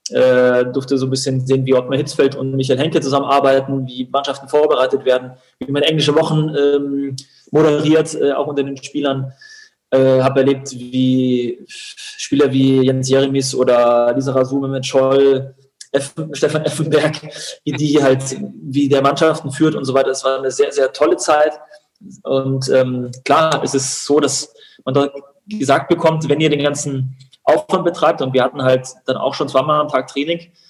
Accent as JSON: {"language": "German", "town": "Unterhaching", "region": "Bavaria", "country": "Germany", "tie": "born or raised there", "said": "Und Haching ist meine Heimat und ähm, oder war damals meine Heimat und mein Zuhause."}